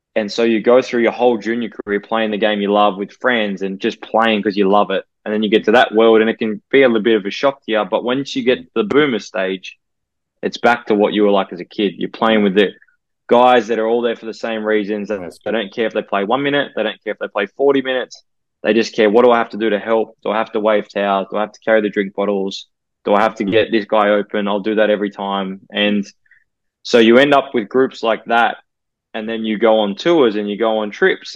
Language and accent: English; Sydney, New South Wales, Australia; moved away as an adult; now in Brisbane, Australia; my connection with it being my hometown